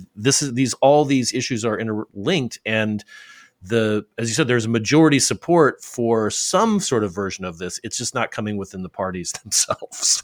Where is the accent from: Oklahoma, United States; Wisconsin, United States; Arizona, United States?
Arizona, United States; from Arizona, my home state